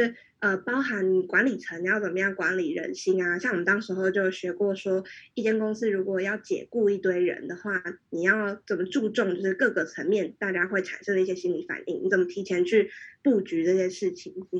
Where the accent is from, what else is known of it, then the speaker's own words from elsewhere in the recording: Taiwan; moved away as an adult; also born or lived in Hong Kong; 我在台湾长大，然后，然后就来香港读书。